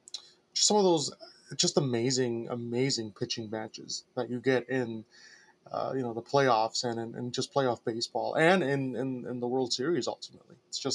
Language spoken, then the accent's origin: English; Wisconsin, United States; also born or lived in suburb of Chicago, Illinois; I moved up to Wisconsin, and I have lived in Wisconsin since I was 4 years old.